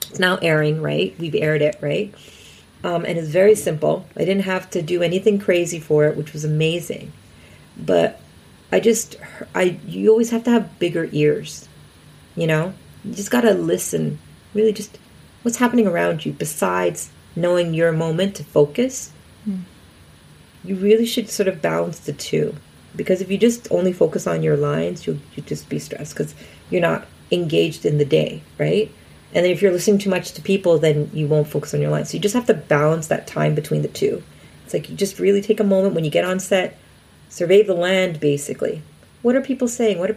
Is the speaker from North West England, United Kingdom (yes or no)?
no; Scotland, United Kingdom; I'm Scottish.